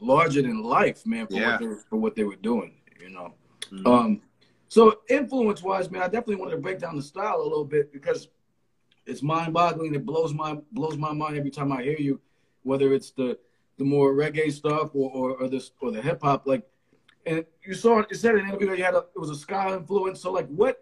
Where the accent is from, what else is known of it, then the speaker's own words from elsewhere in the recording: Hartford, Connecticut, United States; I'm from Hartford, and we have like the second highest percentage of Jamaicans in the country